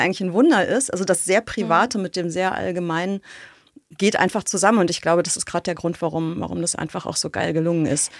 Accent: West Germany, Germany; Ich komme ja aus dem Westen

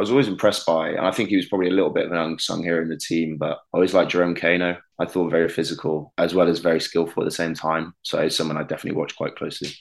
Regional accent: Hereford, West Midlands, United Kingdom; moved away; also born or lived in Cardiff; I'm from Hereford, which is, you know, as you know, just across the border.

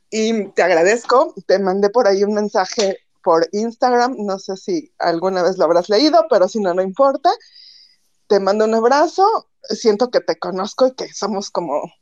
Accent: Mexico City, Mexico; born there; now in Xalapa, Mexico; Yo vivo ahora en Veracruz, bueno, en Jalapa, Veracruz, pero nací en DF y todas mis vacaciones y todo fueron en el DF

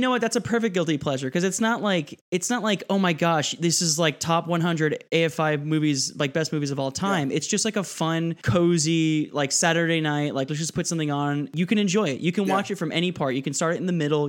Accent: Miami, Florida, United States; I grew up in Miami. I am Hispanic. I am Puerto Rican and Cuban.

